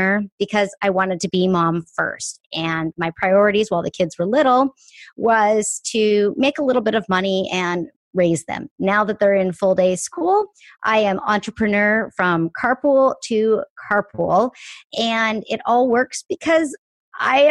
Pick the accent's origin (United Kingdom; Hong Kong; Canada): Canada; moved away as an adult; now in Seattle, United States; I am born and raised in Canada, but now live in Seattle. I have been here almost half my life